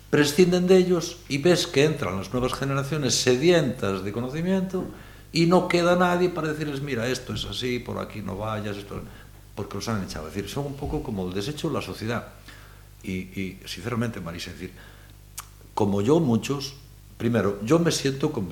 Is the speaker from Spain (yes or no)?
yes; Galicia, Spain; como somos siempre los gallegos, en ese sentido buscamos la parte